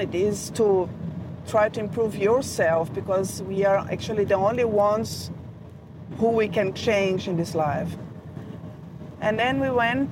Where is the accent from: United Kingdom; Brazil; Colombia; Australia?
Brazil; moved away as an adult; also born or lived in Germany; I was born in Brazil, so my parents are German. So I had this background, this German background, while I grew up